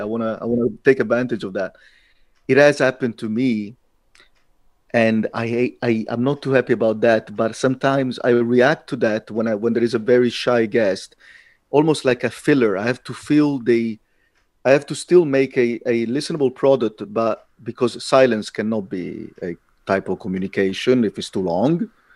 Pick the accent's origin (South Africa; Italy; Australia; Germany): Italy; moved away as an adult; also born or lived in London; now in Latvia; I'm Italian. I got something in common with the culture. I was raised in that culture